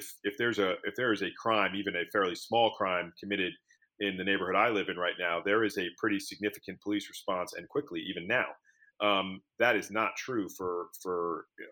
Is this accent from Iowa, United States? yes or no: no; New York City, New York, United States; when I was growing up in Manhattan